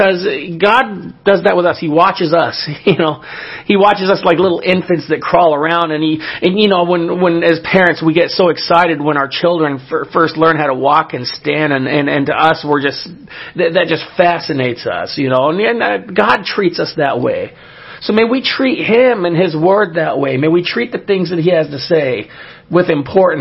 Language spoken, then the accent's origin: English; California, United States; my home state of California